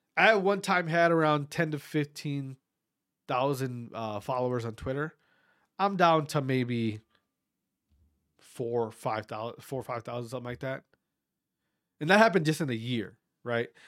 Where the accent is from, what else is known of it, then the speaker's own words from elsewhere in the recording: Wautoma, Wisconsin, United States; also born or lived in Berlin, Wisconsin; growing up in Wisconsin in, in a, in a, I'm from a small town called Watoma